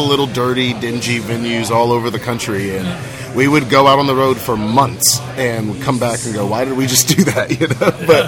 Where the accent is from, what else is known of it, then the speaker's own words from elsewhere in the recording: Goose Creek, South Carolina, United States; when I travel, I tell people I'm from Charleston because yeah. they understand that way more than Goose Creek